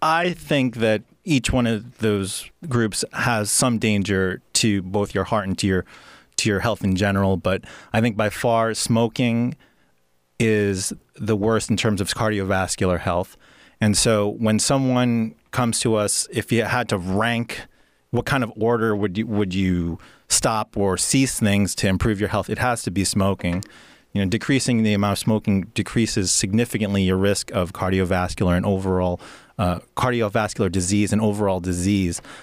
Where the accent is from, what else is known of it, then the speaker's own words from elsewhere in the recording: New York, United States; moved away as an adult; also born or lived in Pennsylvania; now in Oregon, United States; growing up in New York is great